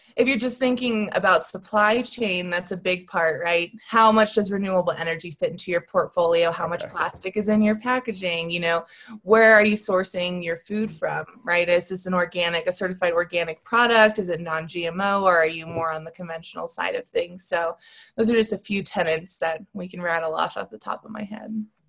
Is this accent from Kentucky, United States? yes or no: no; Florida, United States; moved away as an adult; also born or lived in Colorado; I'm originally from Florida